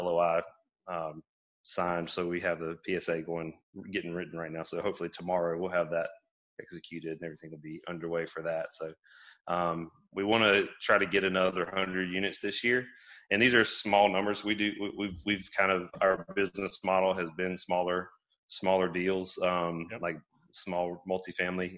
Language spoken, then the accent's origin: English; Brunswick, Georgia, United States; I grew up in Southeast Georgia in Brunswick